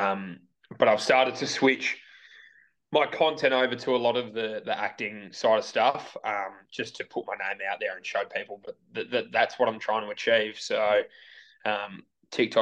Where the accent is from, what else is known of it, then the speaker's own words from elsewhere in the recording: Melbourne, Victoria, Australia; I went to high school back where I grew up in Hawthorne, and that was Xavier College